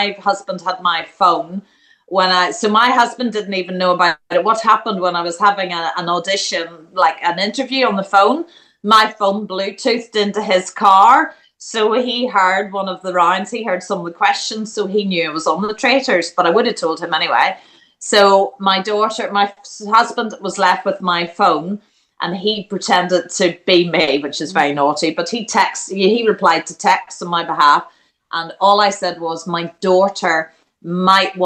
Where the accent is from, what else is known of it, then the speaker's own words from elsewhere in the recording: Ireland; now in England; I love being from Ireland. I am Irish through and through